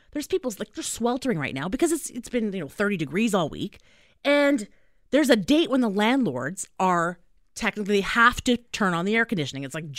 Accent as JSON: {"language": "English", "country": "Canada", "said": "we are Canadian."}